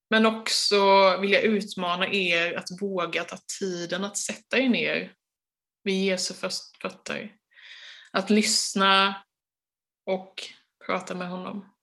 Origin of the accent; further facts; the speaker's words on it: Sweden; oss som är svenskar